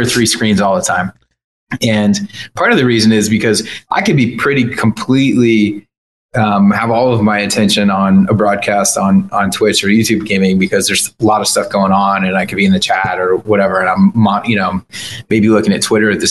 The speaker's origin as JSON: {"language": "English", "region": "New York", "country": "United States", "said": "I'm a New Yorker"}